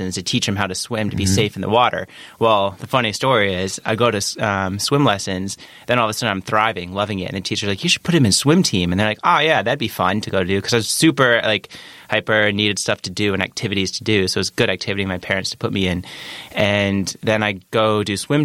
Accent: Geneva, Illinois, United States; moved away as an adult; I grew up in Geneva, Illinois, raised there, parents and one sister.

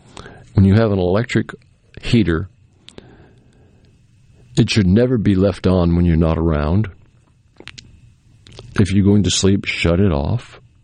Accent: New England, United States; Well, I grew up in New England, so we heard snow songs a lot because up there they have a lot of snow.

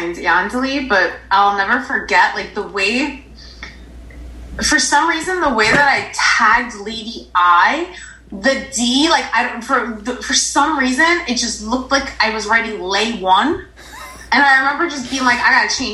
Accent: Paterson, New Jersey, United States; growing up in Paterson

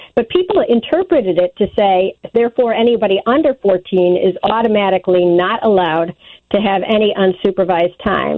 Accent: Wilmette, Illinois, United States; now in New York, United States; I grew up in Wilmette

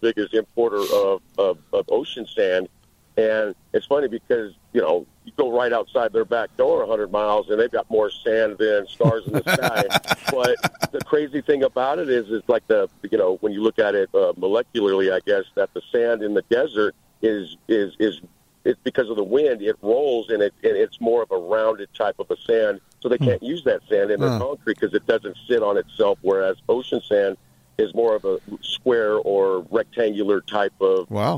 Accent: California, United States; I'm from California

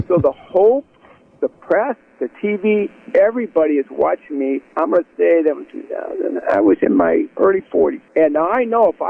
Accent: United States; I grew up in the Quad Cities. It's kind of there's four cities. Two on the Illinois side, two on the Iowa side of the Mississippi

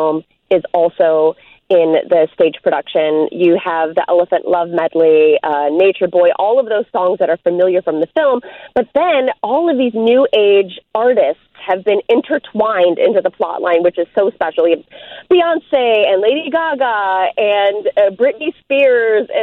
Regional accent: Chicago, Illinois, United States; I'm coming from Lakeview, so I'm in the hood. I'm a Chicago local.

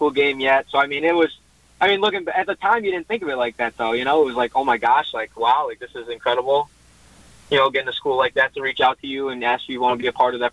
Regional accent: Wisconsin, United States; we're from Wisconsin

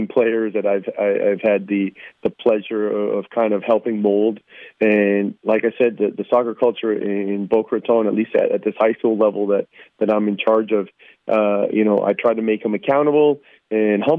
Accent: Toronto, Ontario, Canada; moved away; I grew up in Toronto and represent Canada in the youth level

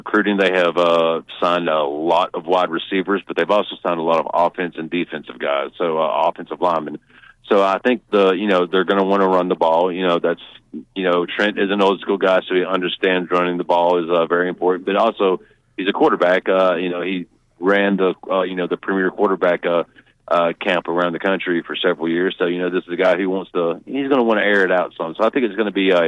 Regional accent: Hamilton, Alabama, United States; I am from Hamilton.

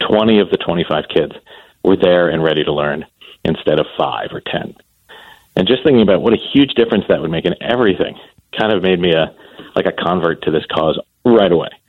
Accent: Columbus, Ohio, United States; my hometown, which is Columbus, Ohio

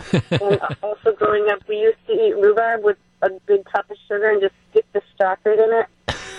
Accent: Pulaski, Wisconsin, United States; I grew up in the Pulaski area

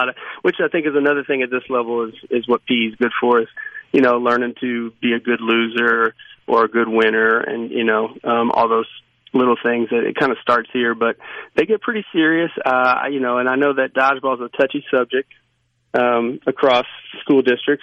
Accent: Louisiana, United States; now in Mississippi, United States; I grew up in Louisiana, and then I moved here.

